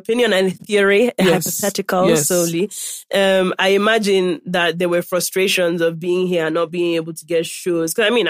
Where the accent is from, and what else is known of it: Nigeria; accent: Nigerian